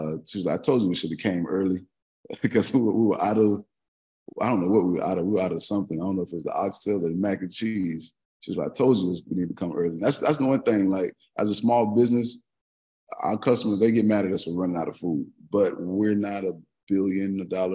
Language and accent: English; Palm Beach County, Florida, United States; I'm actually from Palm Beach County.